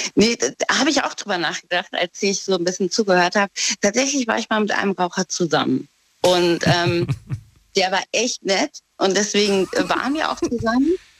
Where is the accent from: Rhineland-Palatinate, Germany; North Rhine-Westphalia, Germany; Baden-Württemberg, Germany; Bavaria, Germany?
Rhineland-Palatinate, Germany; Trier; ich komme aus Trier.